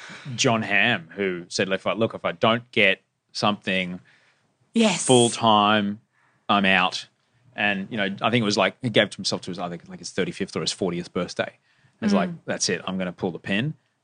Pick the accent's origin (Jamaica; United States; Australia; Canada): Australia; accent: Australian; moved away; I was the first Australian to host live national prime time in the States.